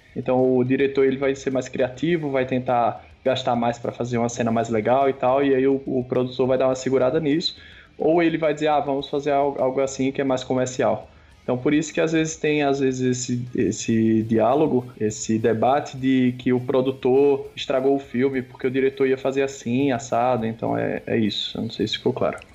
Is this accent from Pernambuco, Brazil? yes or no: yes; Pernambuco, Brazil; now in São Paulo, Brazil; Tô em São Paulo, apesar de ser pernambucano